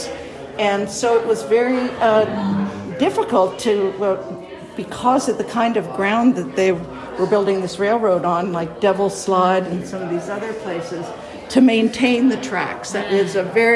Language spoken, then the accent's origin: English; Pacifica, California, United States; moved away as an adult; also born or lived in San Francisco; I was born here in Pacifica, well, in San Francisco. And then after I graduated from high school, I moved away for about 40 years, and now I'm back